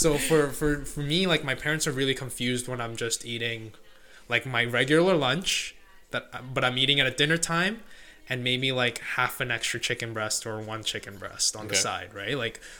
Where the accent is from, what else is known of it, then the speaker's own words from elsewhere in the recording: India; being Indian, my mom knows how to make yogurt, so we kind of make our own Greek yogurt essentially.